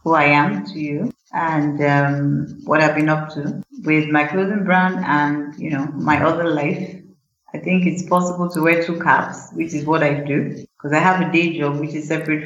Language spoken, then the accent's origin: English; Ibadan, Oyo, Nigeria; I was born in University College Hospital in Ibadan because my father was a doctor, so, and he worked in UCH, so naturally I was born in UCH in Ibadan. And I grew up in Ibadan